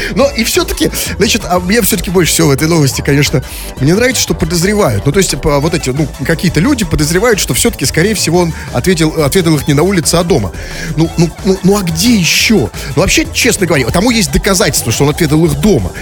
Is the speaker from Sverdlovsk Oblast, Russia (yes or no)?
no; Saint Petersburg, Russia; also born or lived in Moscow; мы с вами, петербуржцы